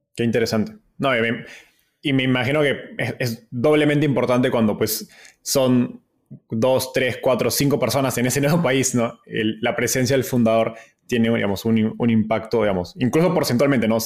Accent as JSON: {"language": "Spanish", "country": "Peru", "said": "Perú, de donde soy"}